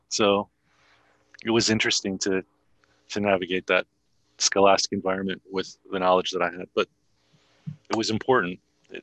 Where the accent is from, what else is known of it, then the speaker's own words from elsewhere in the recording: Chicago, Illinois, United States; I grew up in Chicago